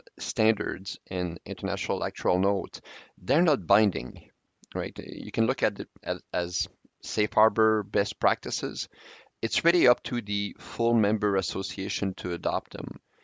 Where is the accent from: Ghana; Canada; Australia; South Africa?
Canada; I'm a Canadian and I'm an actuary.